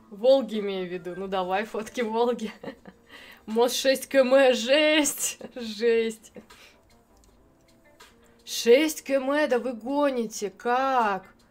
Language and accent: Russian; Ukraine; Я ж с Украины, хоть мосты посмотрю.